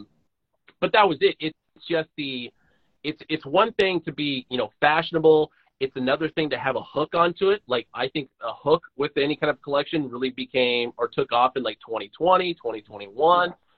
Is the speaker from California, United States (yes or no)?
yes; Oakland, California, United States; moved away; when I was born in Oakland, leaving Oakland, came back to Oakland